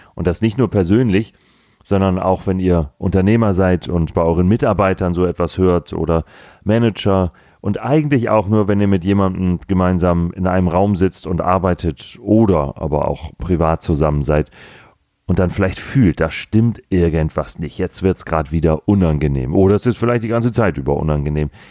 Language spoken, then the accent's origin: German; Hamburg, Germany; ich bin gebürtiger Hamburger, habe meinen Großteil meines bisherigen Lebens in Hamburg verbracht